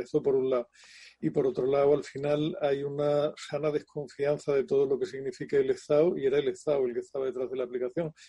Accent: Andalusia, Spain; como buen andaluz salí como, o sea, he sido cofrade durante años

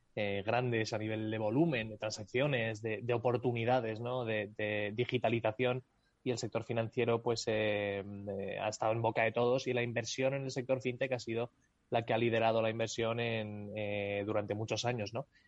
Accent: Spain

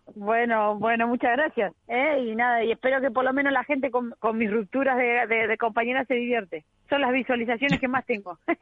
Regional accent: Argentina

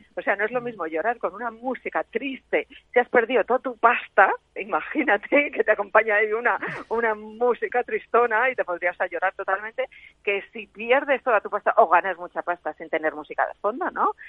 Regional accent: Cuenca, Castilla-La Mancha, Spain; also born or lived in Ireland

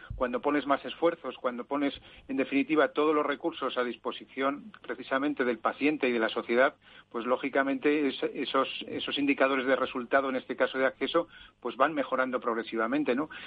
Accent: Zaragoza, Aragon, Spain; moved away; en mi tierra

